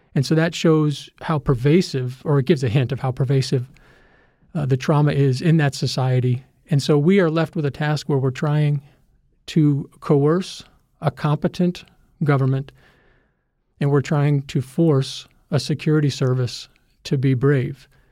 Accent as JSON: {"language": "English", "country": "United States", "said": "we're America. We're the country that put a man on the moon."}